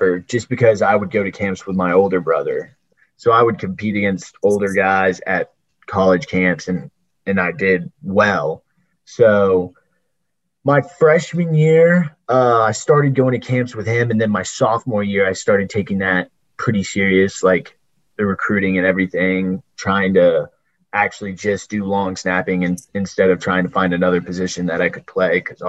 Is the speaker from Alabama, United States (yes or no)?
yes; Hoover, Alabama, United States; moved away as an adult; also born or lived in Birmingham, Alabama; now in Athens, United States; Hoover. I went to Spain Park High School from the Hoover area. I was born in Birmingham